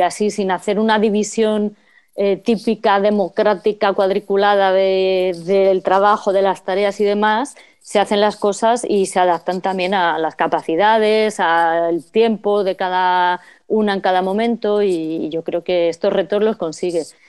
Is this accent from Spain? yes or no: yes; Getafe, Community of Madrid, Spain; moved away; la red de, apoyo vecinal de Getafe, que es de donde yo vengo. Eh, mm. bueno, yo no colaboré porque ya no vivo allí